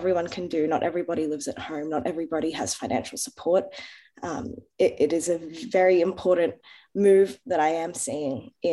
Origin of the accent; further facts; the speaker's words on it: Australia; I'm Lebanese Australian, born in Australia. My grandparents are from Lebanon